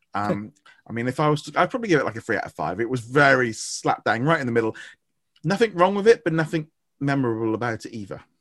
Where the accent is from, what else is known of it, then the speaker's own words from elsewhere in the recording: United Kingdom; I'm British